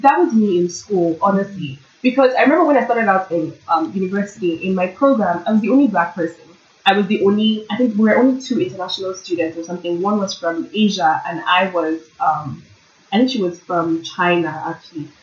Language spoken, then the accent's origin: English; Nigeria; also born or lived in Toronto, Canada; now in Kingston, Canada; growing up in Nigeria, being surrounded with all these black people, I came to Canada